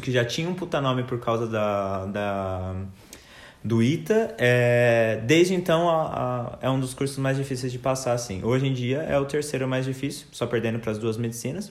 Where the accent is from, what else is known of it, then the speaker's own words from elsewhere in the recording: São Paulo, Brazil; moved away as an adult; now in Munich, Germany; a gente é de São Paulo, minha mãe é de São Paulo